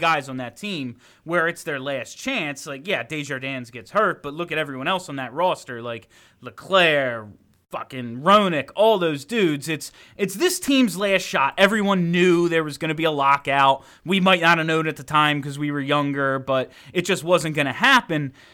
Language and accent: English; New Jersey, United States; I'm from South Jersey